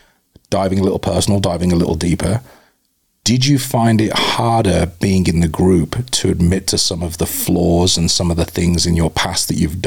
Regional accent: Arizona, United States; I'm a stranger from Arizona. I didn't know any of you beforehand.

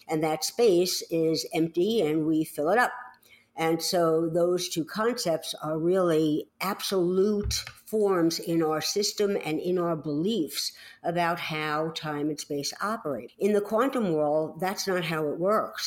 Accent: New York City, New York, United States; accent: New York; moved away; I grew up in the Bronx in New York City.

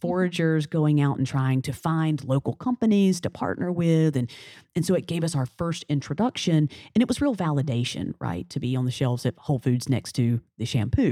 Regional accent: Alabama, United States; now in New Orleans, United States; I'm from Alabama, a little small town in Alabama

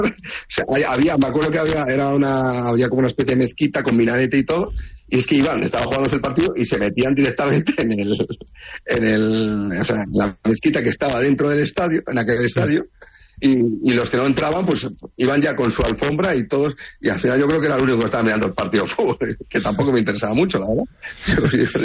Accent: Oviedo, Asturias, Spain; Yo soy de Oviedo

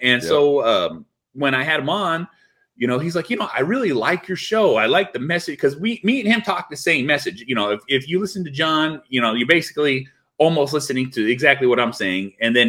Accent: California, United States; Because he's from the Bay Area. I'm from the Bay Area.

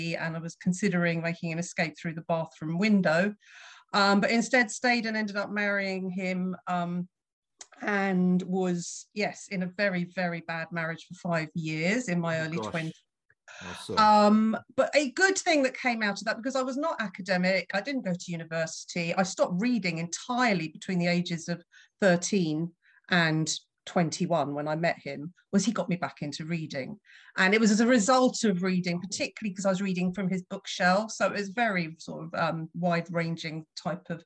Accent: London, United Kingdom; born in London, North London, born and raised in London

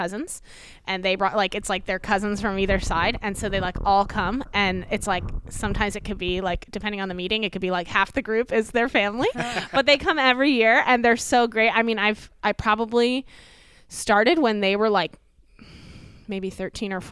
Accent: Fort Myers, Florida, United States; moved away as an adult; also born or lived in Philadelphia, Pennsylvania / California; now in Ocean City, United States; I grew up in Fort Myers, Florida, so Southwest

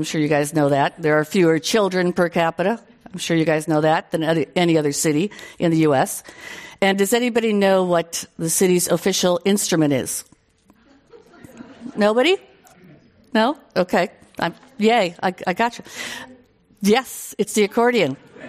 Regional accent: Dubuque, Iowa, United States; now in San Francisco, United States; But my hometown of Dubuque, Iowa, proudly calls itself Little San Francisco. Unlike the rest of Iowa, it's very hilly. It's on the water, the Mississippi River, and it has Victorian houses and a gorgeous Eagle Point Park

